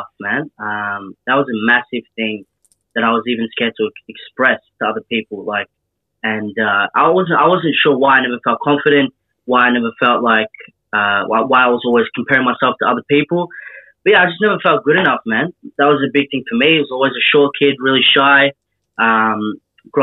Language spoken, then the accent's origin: English; Melbourne, Victoria, Australia; Kilberry Valley in Hampton Park in the southeast of Melbourne